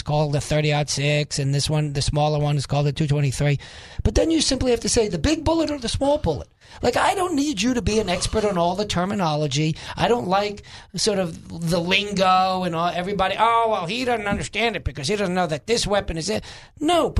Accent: New York, United States; moved away; I am originally a New Yorker

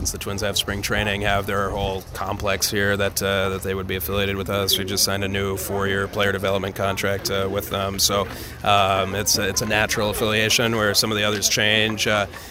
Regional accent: Minnetonka, Minnesota, United States; born and raised in Minnetonka.

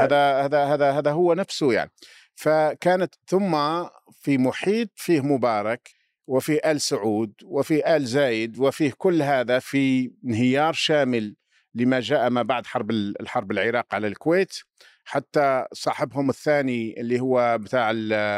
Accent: Algeria; عندنا في الجزائر

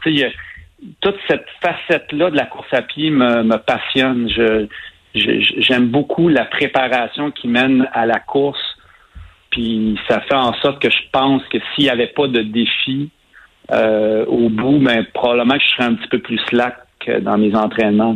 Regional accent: Saint-Ours, Quebec, Canada; born or raised there

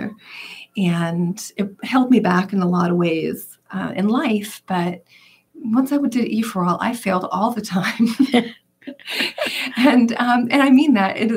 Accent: Yarmouth Port, Massachusetts, United States; also born or lived in West Barnstable; I grew up in Yarmouthport, but I currently live in West Barnstable

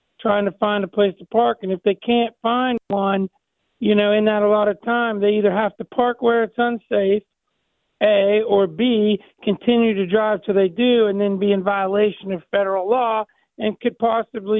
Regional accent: Ohio, United States; I'm from Ohio, just across the river

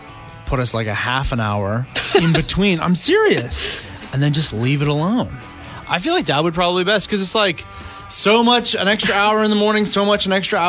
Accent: Canada; I'm a Canadian

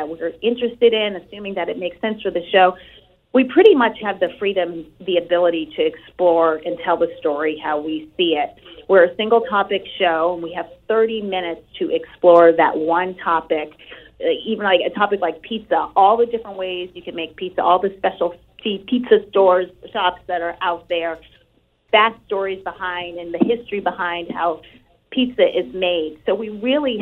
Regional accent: New England, United States; here in New England, in my hometown, my area.

